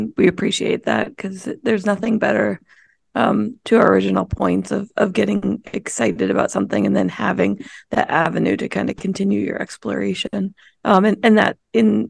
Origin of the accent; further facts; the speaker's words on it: Massachusetts, United States; I grew up in Massachusetts